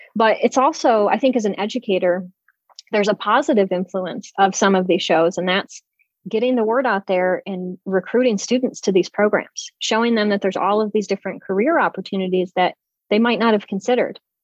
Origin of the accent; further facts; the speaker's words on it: outside of Syracuse, New York, United States; moved away as an adult; also born or lived in Cleveland, Ohio; I grew up outside of Syracuse, New York